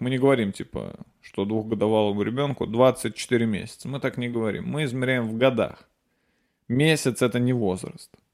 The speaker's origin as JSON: {"language": "Russian", "town": "Nizhny Novgorod", "region": "Nizhny Novgorod Oblast", "country": "Russia", "tie": "born or raised there", "moved": "yes"}